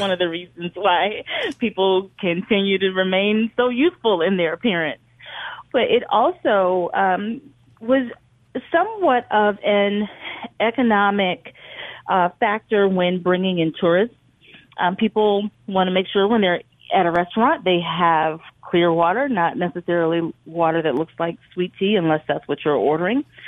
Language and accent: English; the Delta, Mississippi, United States; growing up in the Delta